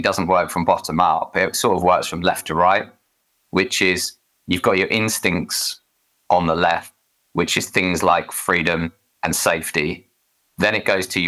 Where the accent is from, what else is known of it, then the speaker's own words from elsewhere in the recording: Essex, East of England, United Kingdom; accent: Essex; I'm from Essex, so we pronounce thriving with an F